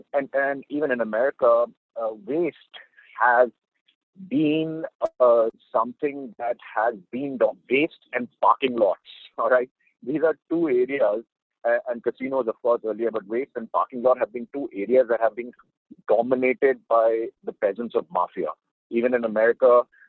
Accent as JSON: {"language": "English", "country": "India", "tie": "born or raised there", "also_born_or_lived": "Canada / United States", "moved": "as an adult", "said": "I grew up in India to a great extent, even though I'm a Canadian. My mother had moved to Canada at a very young age."}